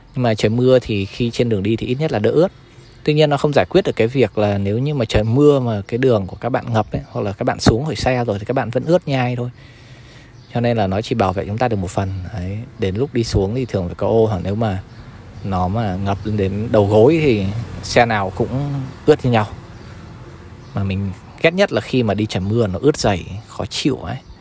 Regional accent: Hai Phong, Vietnam; now in Ho Chi Minh City, Vietnam; về quê mình về Hải Phòng

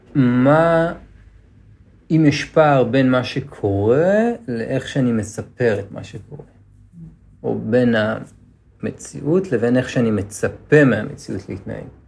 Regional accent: Netanya, Central District, Israel; בתור ילד שגדל בנתניה

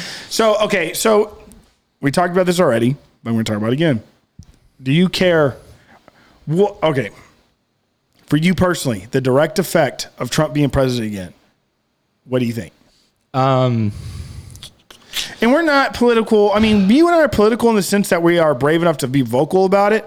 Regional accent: South Texas, United States; I loved growing up in South Texas

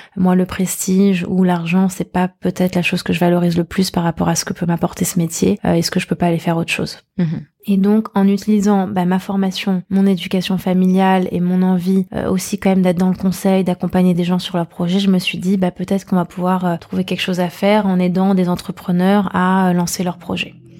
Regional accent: Paris, Île-de-France, France; j'ai grandi à Paris, dans le 17e arrondissement

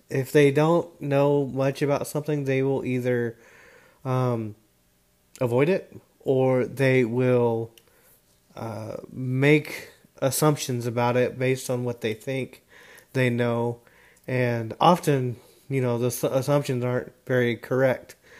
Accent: Dallas, Texas, United States; also born or lived in Houston, Texas; I was born in the Houston, Texas area. I now reside in the North Dallas area where I've uh, gone to high school

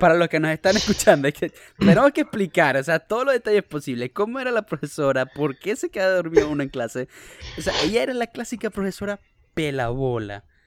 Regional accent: Venezuela; moved away; also born or lived in Bakersfield, California, United States; Los, los cuatro somos venezolanos. No todos estamos en Venezuela.

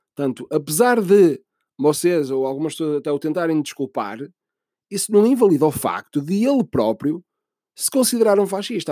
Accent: Portugal; sou português

